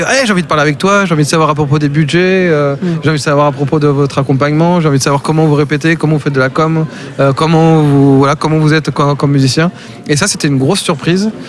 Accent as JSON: {"language": "French", "town": "Castres", "region": "Occitania", "country": "France", "moved": "as an adult", "lives_now": "Sweden", "said": "je viens de Castres à la base, mhm. euh, j'habite en Suède"}